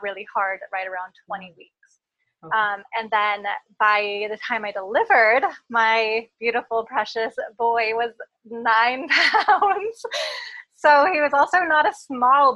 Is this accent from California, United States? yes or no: no; coast of Oregon, United States; also born or lived in Portland, Oregon; I grew up on the coast of Oregon, and then I moved to Portland, Oregon